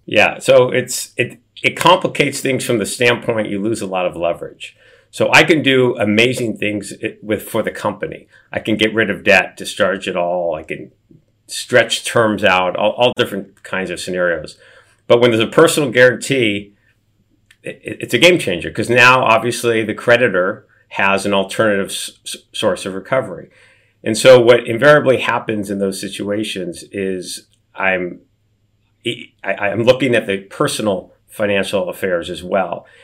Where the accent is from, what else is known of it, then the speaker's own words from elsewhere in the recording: Beverly Hills, California, United States; I grew up in Beverly Hills, but, but below poverty.